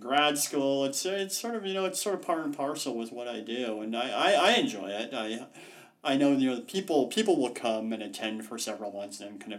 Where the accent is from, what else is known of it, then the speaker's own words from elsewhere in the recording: Salt Lake City, Utah, United States; moved away as an adult; also born or lived in Washington DC; I grew up in Salt Lake City